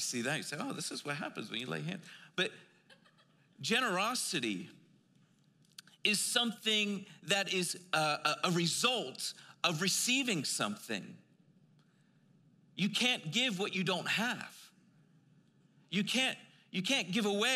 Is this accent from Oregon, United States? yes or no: no; Philadelphia, Pennsylvania, United States; I'm from Philly